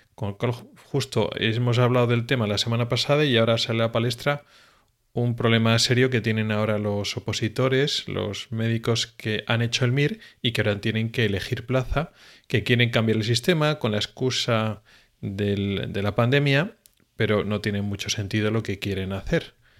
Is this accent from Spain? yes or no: yes; Spain; now in Sweden; somos los españoles